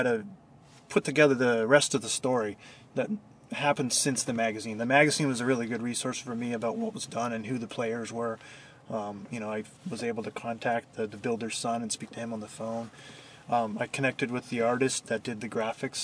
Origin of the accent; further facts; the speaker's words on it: Northern California, United States; I'm from SoCal, and or from NorCal